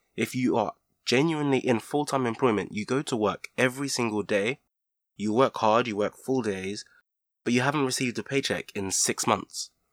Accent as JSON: {"language": "English", "country": "Nigeria", "tie": "born or raised there", "moved": "yes", "said": "I grew up in Nigeria, and I do have fond childhood memories of it"}